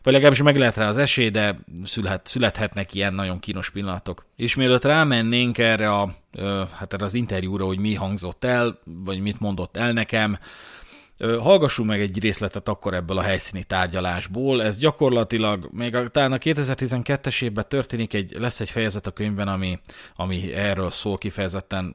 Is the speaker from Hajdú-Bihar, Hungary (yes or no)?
no; Budapest, Hungary; budapesti vagyok